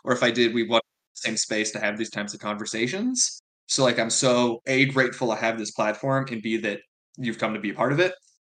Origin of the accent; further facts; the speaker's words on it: Illinois, United States; I'm from the Midwest, right? I'm from Illinois and I still unfortunately live in Illinois.